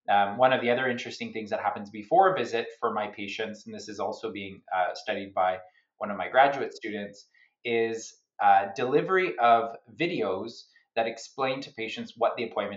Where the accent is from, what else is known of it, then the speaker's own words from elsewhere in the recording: Canada; also born or lived in Sydney, Australia; I'm a Canadian